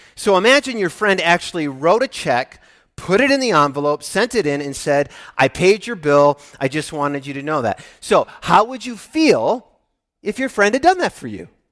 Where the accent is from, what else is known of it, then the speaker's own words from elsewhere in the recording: Midwest, United States; I'm from the Midwest